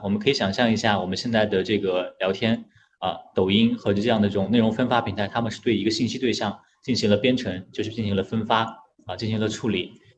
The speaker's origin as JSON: {"language": "Chinese", "country": "China", "said": "我们中国人"}